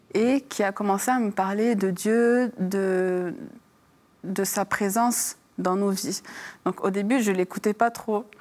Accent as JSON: {"language": "French", "country": "France", "tie": "born or raised there", "also_born_or_lived": "Lebanon", "moved": "yes", "said": "je suis née hein, en France, j'ai grandi en France, donc j'ai suivi cette culture française."}